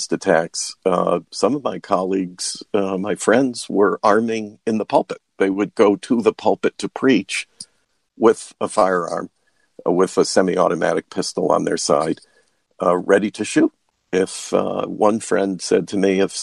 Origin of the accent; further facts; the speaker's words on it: New York, United States; moved away as an adult; also born or lived in Washington, D.C.; I grew up in New York State